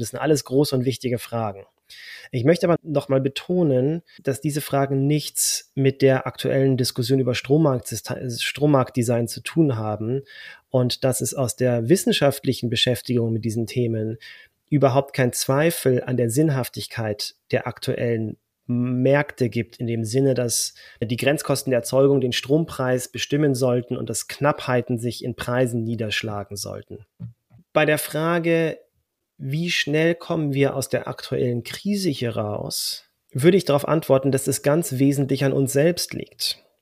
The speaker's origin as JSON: {"language": "German", "country": "Germany", "said": "als Deutscher"}